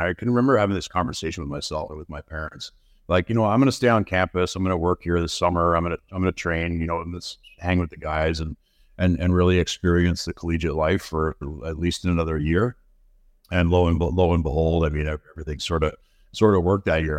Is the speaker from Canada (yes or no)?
yes; Burlington, Ontario, Canada; also born or lived in London, Ontario / Kingston, Ontario / Toronto, Ontario; I was born in London, Ontario. My family, uh, I grew, grew up till I was fourteen in Burlington, Ontario